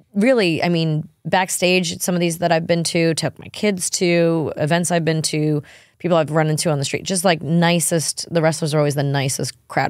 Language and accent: English; New York, United States; now in Nashville, United States; me and my husband growing up in New York and him in Alabama